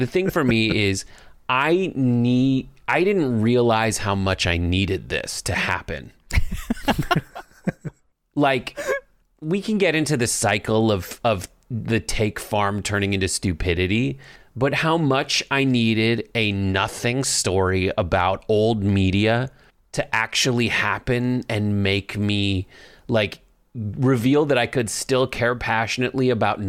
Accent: Los Angeles, California, United States; You do not live and breathe Hollywood the way I have my whole life. I'm from Los Angeles.

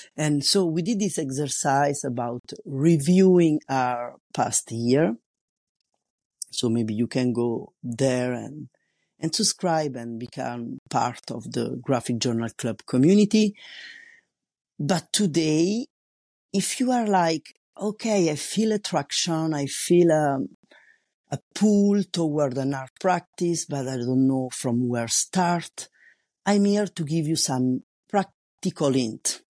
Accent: Italy; English is a second language; moved away as an adult; now in France; I'm an Italian. living in France, and I've been living here for more than twenty years

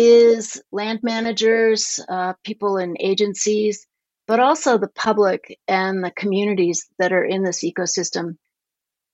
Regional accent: Denver, Colorado, United States; moved away as an adult; also born or lived in upstate New York; now in Montana, United States; The first part of my childhood, I grew up in upstate New York, but then my family moved to Denver, Colorado, and so that's where I went to high school

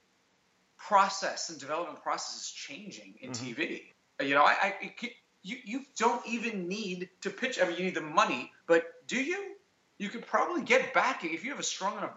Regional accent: New York City, New York, United States; We are friends from high school. We grew up in Staten Island.

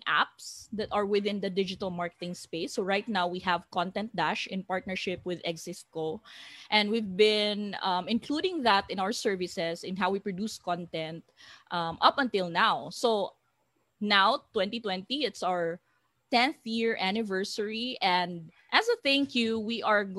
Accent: Iligan, Northern Mindanao, Philippines; now in Cebu, Philippines; I'm from Iligan City.

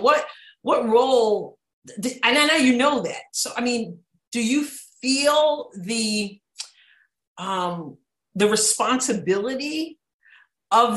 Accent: New York, United States; as a New Yorker myself

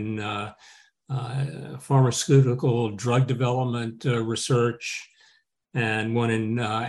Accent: Houston, Texas, United States; moved away as an adult; now in Louisville, United States; living with my wife and two dogs in Louisville, Kentucky. I grew up in Houston, but when I went to Harvard, I left Houston, never to return.

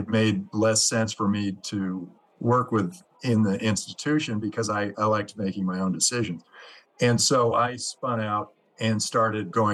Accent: Silicon Valley, California, United States; I grew up in the Silicon Valley

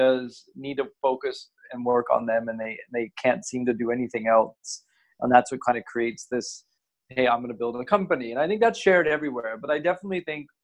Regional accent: United States; moved away as an adult; also born or lived in Asia; now in Singapore; I'm originally from the States

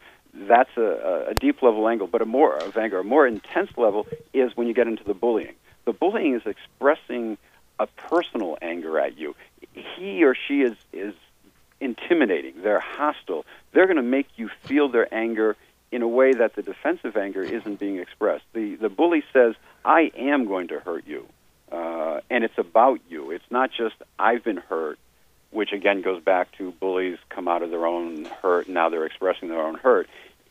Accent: Canada; why are you doing this? I'm a Canadian.

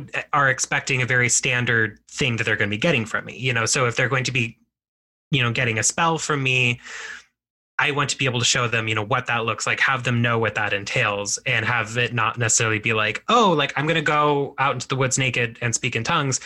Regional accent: United States; as Mexican American people, we are both, you know, Mexican and we are American.

